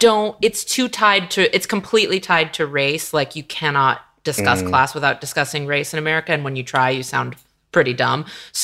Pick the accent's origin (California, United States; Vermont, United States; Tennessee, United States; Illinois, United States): California, United States; Bay Area; I grew up in the Bay Area. My town, there were so many Filipinos in my town.